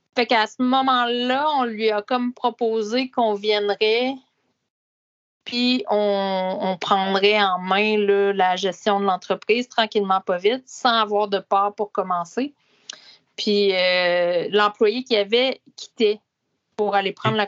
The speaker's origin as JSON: {"language": "French", "town": "Laurierville", "region": "Quebec", "country": "Canada", "tie": "born or raised there", "said": "Rang cinq à Laurier-Ville, euh, qui est aussi au centre du Québec"}